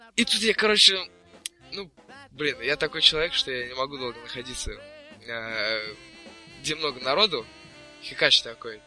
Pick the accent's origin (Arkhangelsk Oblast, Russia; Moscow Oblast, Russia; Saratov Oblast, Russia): Moscow Oblast, Russia; я же все-таки не из Москвы, я из Подмосковья